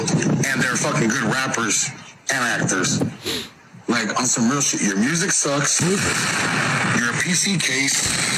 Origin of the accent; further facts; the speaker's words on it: California, United States; now in Arizona, United States; Even though I'm out here in Arizona, and I'm a Sureño from California